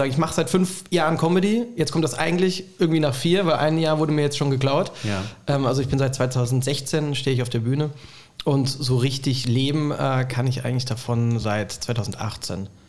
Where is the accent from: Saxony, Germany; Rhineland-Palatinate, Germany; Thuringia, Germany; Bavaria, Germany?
Rhineland-Palatinate, Germany; Bad Kreuznach; moved away; also born or lived in Bad Münster am Stein-Ebernburg; Rheinland-Pfalz, Bad Kreuznach, äh, da bin ich aufgewachsen.